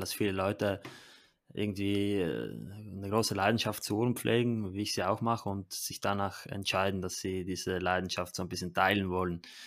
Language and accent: German; Italy; bei uns in Italien